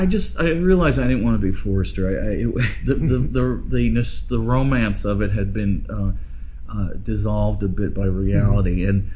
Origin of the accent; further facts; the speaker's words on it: New York City, New York, United States; moved away as an adult; also born or lived in Idaho / Cambridge / Hong Kong / Nanjing; now in Hillsborough, United States; I grew up in Brooklyn, New York, mm-hmm. in the city